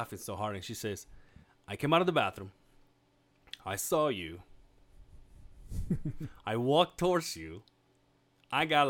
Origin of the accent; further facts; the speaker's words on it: Mexico; now in Utah, United States; I am Mexican